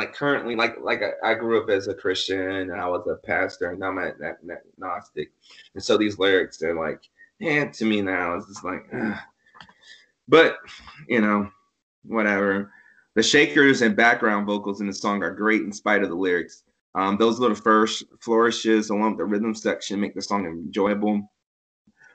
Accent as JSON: {"language": "English", "region": "Virginia", "country": "United States", "tie": "born or raised there", "said": "I grew up in the South. I'll mention this a couple times. I grew up in Virginia South."}